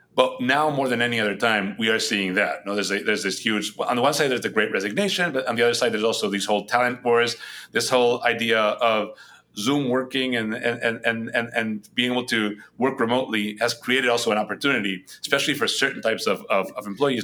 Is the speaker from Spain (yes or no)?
yes; Spain; first language Spanish; English is a second language; moved away as an adult; also born or lived in New York, United States; now in United States; I was brought up in Spain. That's where I'm originally from. So very different working in Madrid and where I had been born and raised